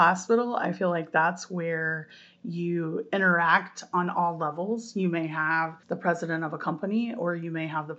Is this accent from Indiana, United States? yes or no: yes; Terre Haute, Indiana, United States; I'm from Terre Haute